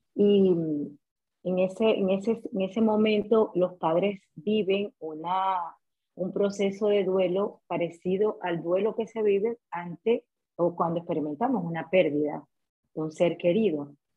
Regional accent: Maracaibo, Zulia, Venezuela; moved away as an adult; soy venezolana. Eh, emigré hace casi tres años. Eh, tuve la oportunidad de graduarme en Venezuela, en Maracaibo, soy maracucha

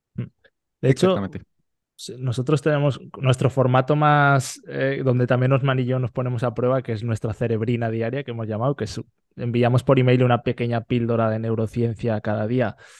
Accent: Fuentes de Ebro, Aragon, Spain; moved away as an adult; now in Netherlands; soy de Fuentes de Ebro, que es un pueblo a la vez Zaragoza

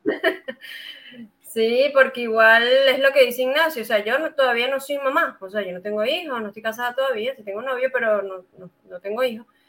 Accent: Venezuela; moved away as an adult; now in Santiago, Chile; soy venezolana, sí, ya tengo cinco años aquí en su hermoso país

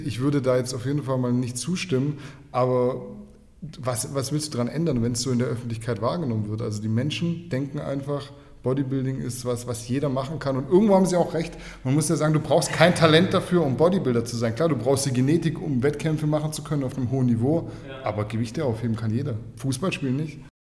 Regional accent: Kornwestheim, Baden-Württemberg, Germany; ich komme aus dem schönen Kornwestheim

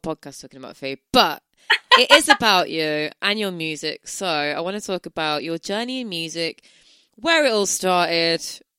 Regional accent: Birmingham, West Midlands, United Kingdom; accent: Brummie; I'm from Birmingham, and we all say tough.

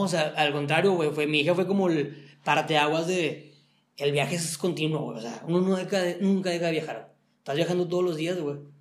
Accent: Mexico; los mexicanos, pues como que ya tenemos el estereotipo

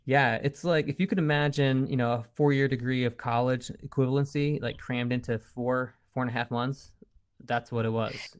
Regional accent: East Coast, United States; I'm from the East Coast

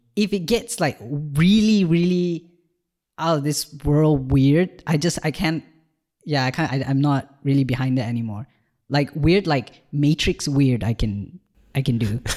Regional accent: Malaysia; moved away as an adult; now in Ireland; I've just moved to Ireland from Malaysia, where I was born

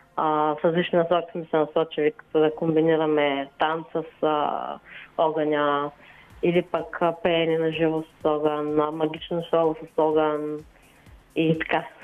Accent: Gabrovo Province, Bulgaria; аз съм си от Габрово родом

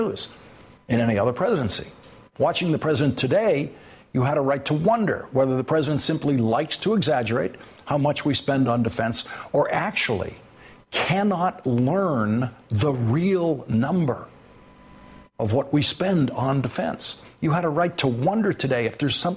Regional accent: Boston, Massachusetts, United States; accent: Boston; my native Boston accent

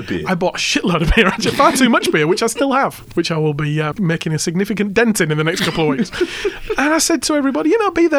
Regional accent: Hull, Yorkshire and the Humber, United Kingdom; now in Australia; So in my hometown, there's this street called Holderness Road.

